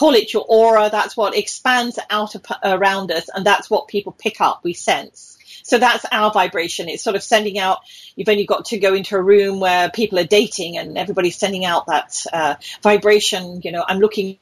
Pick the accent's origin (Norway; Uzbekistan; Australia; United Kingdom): United Kingdom; moved away as an adult; also born or lived in British Columbia, Canada; now in Ontario, Canada; I'm British